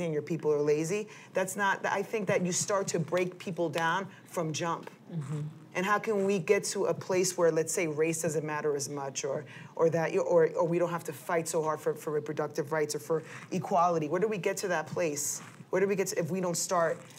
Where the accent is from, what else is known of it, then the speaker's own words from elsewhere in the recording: New York City, New York, United States; I'm a Dominican Yorker because I freaking love being from here